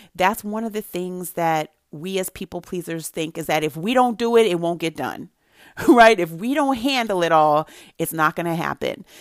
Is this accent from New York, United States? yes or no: no; Santa Barbara, California, United States; I grew up in Santa Barbara, California, where there were not a lot of people who looked like me